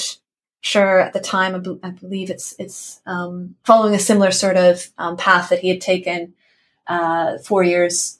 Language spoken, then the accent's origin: English; Canada; I'm Canadian